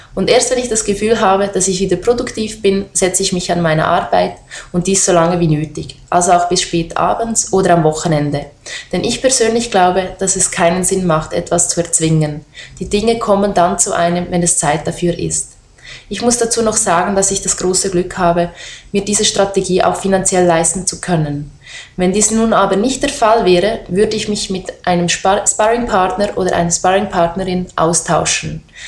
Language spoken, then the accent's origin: German; Switzerland; in der Schweiz geboren bin